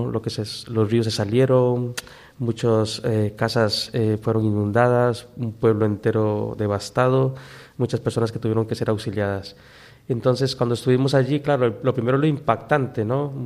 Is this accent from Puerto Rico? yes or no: no; Cuba; moved away; De hecho, yo con esa familia, cuando yo salí de Cuba, yo no me pude despedir